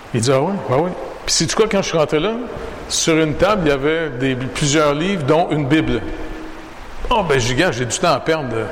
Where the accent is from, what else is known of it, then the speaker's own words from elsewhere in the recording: Montreal, Quebec, Canada; je suis né au Canada